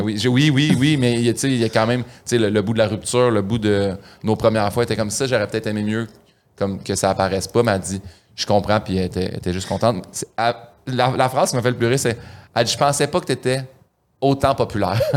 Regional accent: Saint-Hyacinthe, Quebec, Canada; moved away as an adult; also born or lived in Montreal; Saint-Hyacinthe, quand j'étais jeune

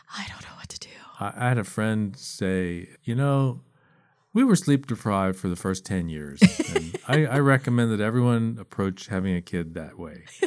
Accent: East Coast, United States; I grew up on the East Coast

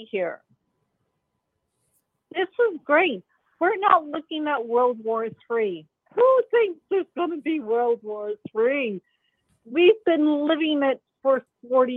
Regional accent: Belfast, Northern Ireland, United Kingdom; now in Canada; I come from Belfast, Northern Ireland. I grew up with bombs

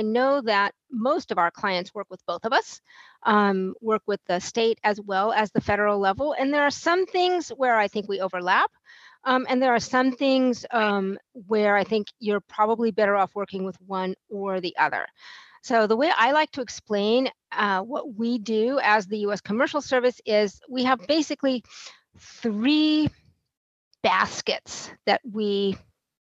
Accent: Fresno, California, United States; moved away as an adult; now in Vienna, Austria; I am from the United States, from Fresno, California, originally

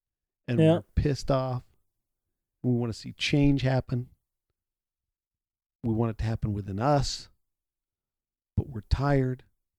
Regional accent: Houston, Texas, United States; I'm from Houston

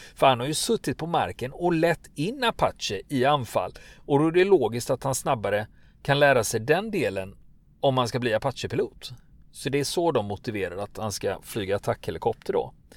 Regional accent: Gothenburg, Västra Götaland, Sweden; jag som göteborgare

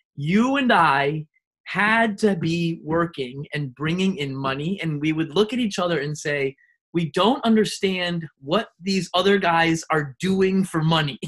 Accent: Western Massachusetts, United States; growing up in Western Mass

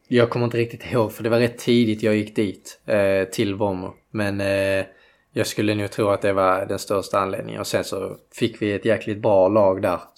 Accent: Landskrona, Skåne, Sweden; Eh, ja, det är ute i Borsthusen.

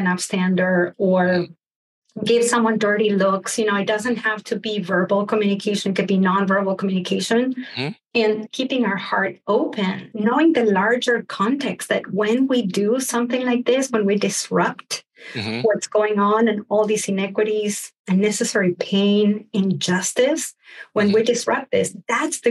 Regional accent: Argentina; growing up in Argentina

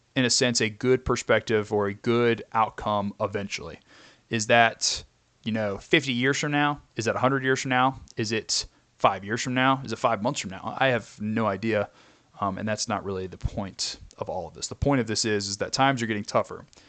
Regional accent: Kentucky, United States; I am from Kentucky.

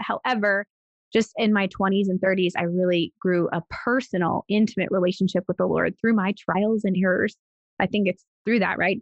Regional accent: Pittsburgh, Pennsylvania, United States; moved away as an adult; also born or lived in Arizona / Texas; I was born and raised in Pittsburgh, Pennsylvania, and I lived there up until I was 21.

